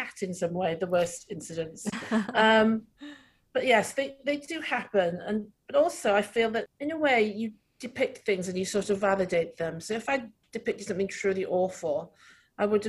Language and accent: English; Wales, United Kingdom; accent: Welsh; When I get angry, it's super Welsh